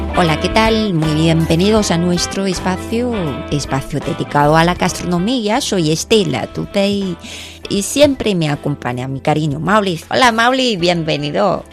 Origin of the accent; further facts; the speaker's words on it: China; soy china